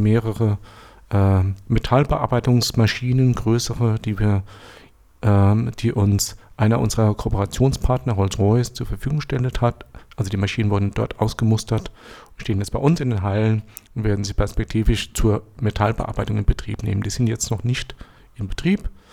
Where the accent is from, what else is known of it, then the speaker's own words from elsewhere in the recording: Lower Franconia, Bavaria, Germany; moved away as an adult; now in Berlin, Germany; ich komme aus ursprünglich aus Unterfranken, war dort zehn Jahre selbstständig